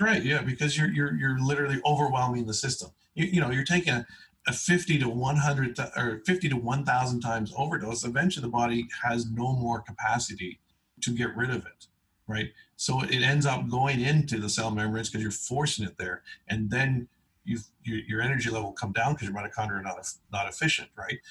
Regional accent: East Coast, Canada; I was born on the East Coast

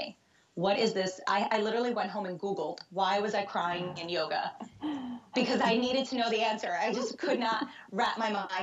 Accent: New York City, New York, United States; moved away as an adult; also born or lived in Brazil / Hoboken, New Jersey; I was born in Brazil and grew up in the New York City area my whole life

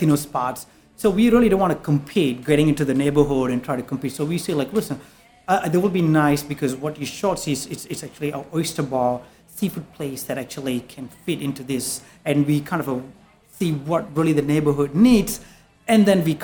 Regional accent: Malaysia; moved away as an adult; also born or lived in Singapore; now in New York, United States; I'm from Malaysia

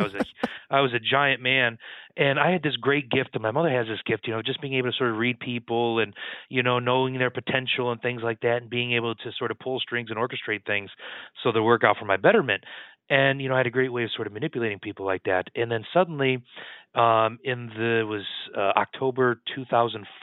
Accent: Michigan, United States; moved away as an adult; now in New York City, United States; I'm originally from Michigan, born and raised on the farmland there

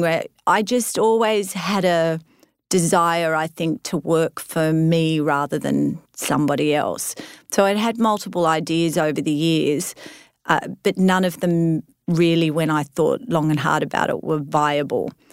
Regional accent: Australia; moved away as an adult; now in United States; I was an Aussie transplanted into the US

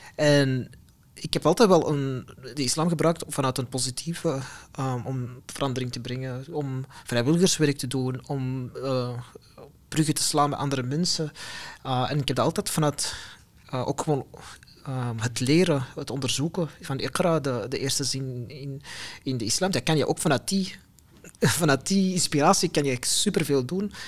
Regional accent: Antwerp, Flanders, Belgium; ik ben een Belg, ik ben een mhm. Vlaming, ik ben een Antwerpenaar.

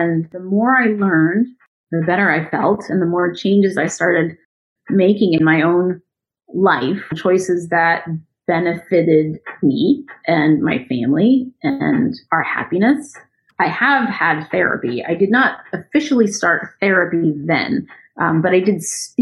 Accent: United States; I'm an American citizen. I was actually born here

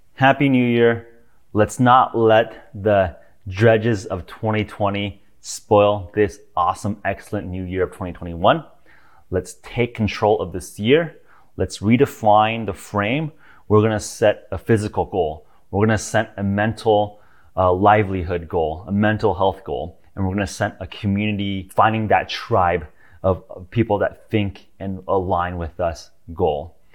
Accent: United States; I'm American, I'm also a citizen of Earth

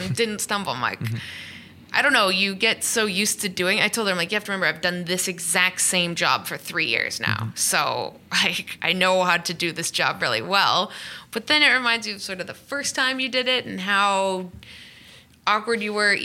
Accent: Canada; moved away as an adult; also born or lived in England; now in Los Angeles, United States; I grew up in Canada where it's like three down football and there's curling and hockey

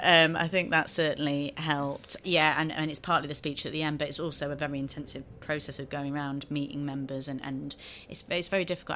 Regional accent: Sheffield, Yorkshire and the Humber, United Kingdom; a very happy childhood growing up in Sheffield, and, uh, I'm so proud to represent my home city now

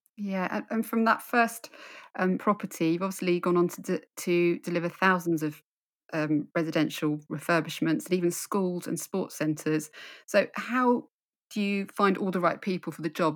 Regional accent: London, United Kingdom; moved away as an adult; now in Suffolk, United Kingdom; I'm in Suffolk now, but I, I grew up in London.

